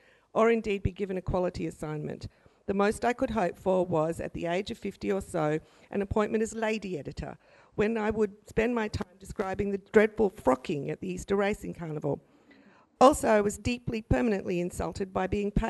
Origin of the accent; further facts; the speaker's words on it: Brisbane, Queensland, Australia; I grew up in Maruka, and I won a scholarship to Girls Grammar just down the road here